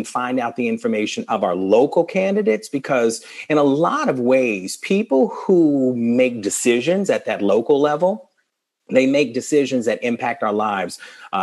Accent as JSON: {"language": "English", "region": "the South", "country": "United States", "tie": "born or raised there", "said": "Growing up as a Southerner"}